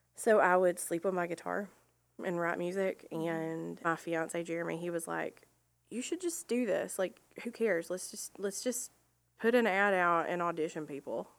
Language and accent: English; Rossville, Georgia, United States; I'm from Rossville, Georgia, so close enough. We lived right over the line.